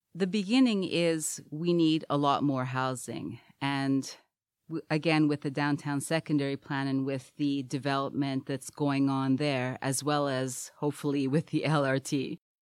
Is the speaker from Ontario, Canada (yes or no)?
no; Montreal, Quebec, Canada; also born or lived in Trinidad; now in Hamilton, Canada; I was born in Trinidad, moved to Montreal at three, and grew up there